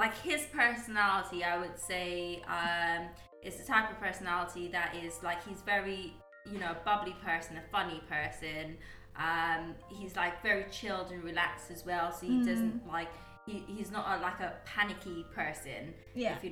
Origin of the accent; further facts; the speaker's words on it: United Kingdom; moved away as an adult; also born or lived in Guyana; I was brought up in the UK. Mm-hmm. I went to school over in the UK